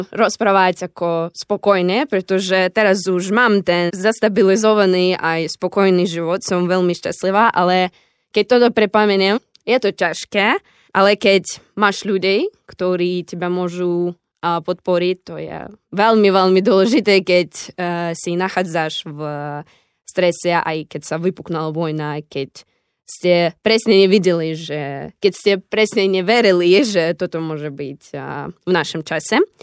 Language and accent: Slovak; Zaporizhzhia, Zaporizhzhia Oblast, Ukraine; Slovak is a second language; moved away as an adult; also born or lived in Nitra, Slovakia; now in Košice, Slovakia; No aj ja som z Zaporožia, som z východu Ukrajiny, tak musela som cestovať 3 dní z Ukrajiny na Slovensko